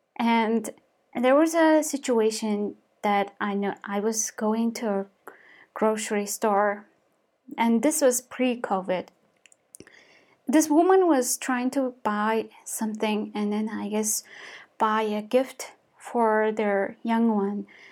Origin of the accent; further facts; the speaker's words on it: Mongolia; English is a second language; moved away as an adult; also born or lived in United States; I am a Mongolian person, and I studied in the U S and For me, English is my second language.